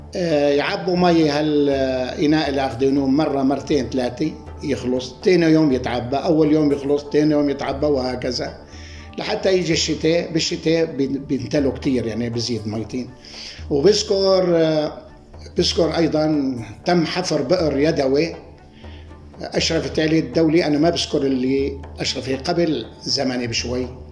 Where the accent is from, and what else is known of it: Afis, Idlib Governorate, Syria; born or raised there